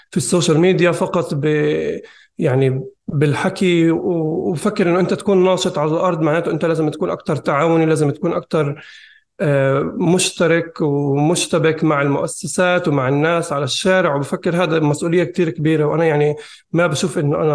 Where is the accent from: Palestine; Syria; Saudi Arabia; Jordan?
Palestine; Jerusalem; born there; أنا ولدت بالقدس بسوق جراح آه، طول عمري بحب الكتابة وبحب القراءة